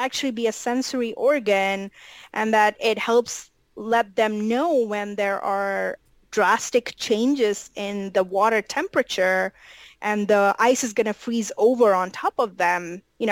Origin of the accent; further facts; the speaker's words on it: India; moved away; I grew up in India